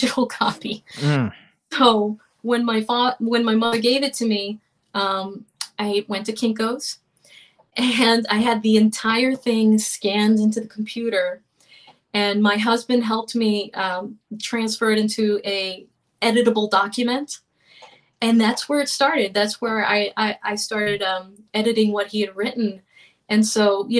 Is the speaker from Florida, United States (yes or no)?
yes; Florida, United States; We grew up in Florida.